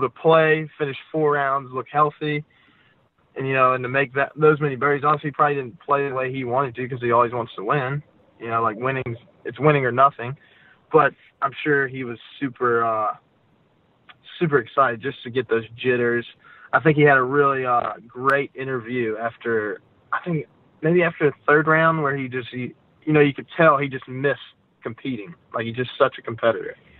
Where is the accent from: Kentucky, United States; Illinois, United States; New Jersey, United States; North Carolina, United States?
North Carolina, United States; Gastonia; also born or lived in Akron, Ohio / Jacksonville Beach, Florida; I grew up in Gastonia